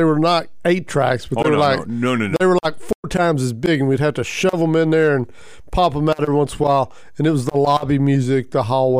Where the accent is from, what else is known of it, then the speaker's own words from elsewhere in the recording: Greenville, Texas, United States; Greenville, that's my hometown.